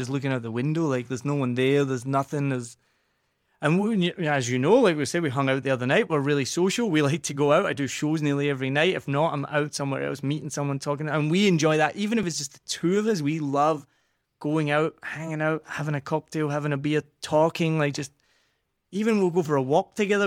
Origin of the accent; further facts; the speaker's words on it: Scotland, United Kingdom; accent: Scottish; moved away; also born or lived in New Zealand; I'm from Scotland